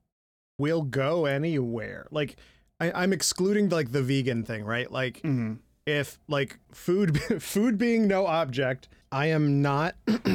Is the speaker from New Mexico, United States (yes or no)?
no; Midland, Michigan, United States; moved away; my hometown of Midland, Michigan